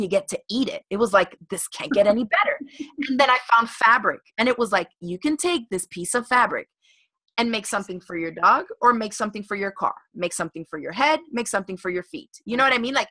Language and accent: English; Miami, Florida, United States; I grew up in Miami, Florida